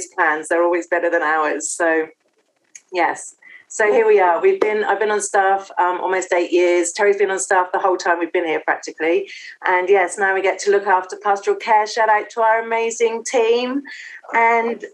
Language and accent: English; England, United Kingdom; moved away as an adult; now in Sydney, Australia; You can probably tell already that I am not Australian by birth. I am from England